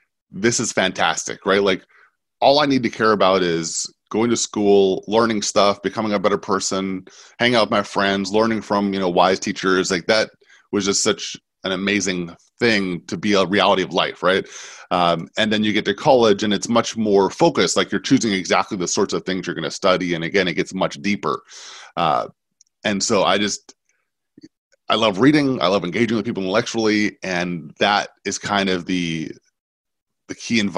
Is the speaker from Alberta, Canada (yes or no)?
no; Vancouver, British Columbia, Canada; moved away; Growing up in Vancouver